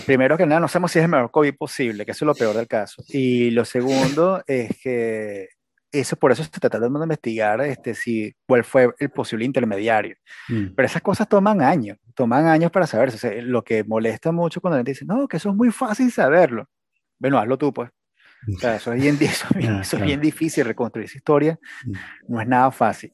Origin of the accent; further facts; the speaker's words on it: Venezuela; moved away as an adult; also born or lived in United States; yo me fui de Venezuela a Estados Unidos cuando estaba Obama